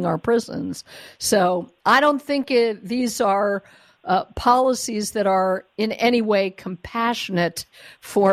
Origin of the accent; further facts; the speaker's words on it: Denver, Colorado, United States; moved away; This is my hometown. I no longer live there